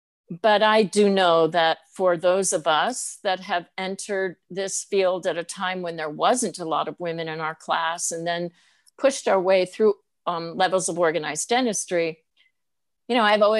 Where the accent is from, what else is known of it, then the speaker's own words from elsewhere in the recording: Northeast, United States; I knew I was being labeled because I'm from the Northeast